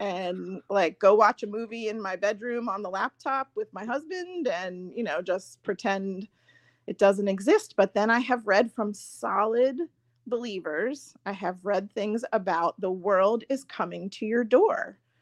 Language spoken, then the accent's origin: English; Long Island, New York, United States; moved away as an adult; also born or lived in Virginia; I grew up in New York. I grew up on Long Island